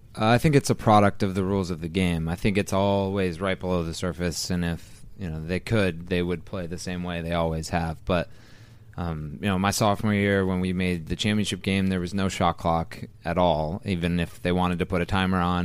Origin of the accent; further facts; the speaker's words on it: Skaneateles, New York, United States; I grew up in Ski House, New York, uh, in the Finger Lakes, about a half hour west of Syracuse